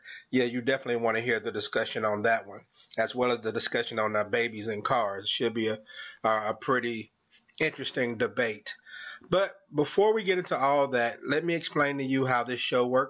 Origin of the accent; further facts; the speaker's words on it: Jackson, Mississippi, United States; 601 is the primary area code of Jackson, Mississippi, my hometown.